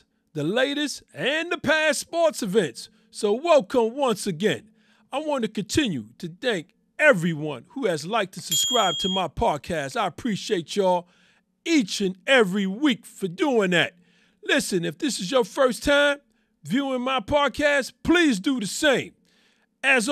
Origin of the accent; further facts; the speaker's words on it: New York City, New York, United States; I am born and raised in New York City